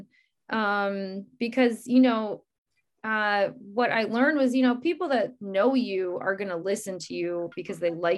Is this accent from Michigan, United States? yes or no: yes; Michigan, United States; moved away as an adult; now in Minnesota, United States; I'm originally from Michigan, and moved to Minnesota in 2013.